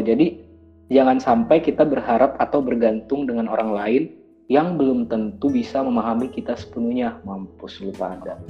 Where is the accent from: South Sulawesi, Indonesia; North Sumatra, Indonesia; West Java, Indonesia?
South Sulawesi, Indonesia; Makassar; moved away; Gue orang Makassar